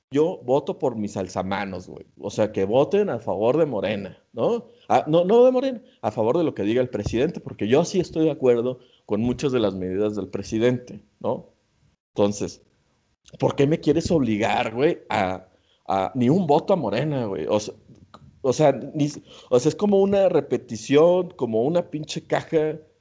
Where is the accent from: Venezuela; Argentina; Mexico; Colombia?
Mexico; nosotros como mexicanos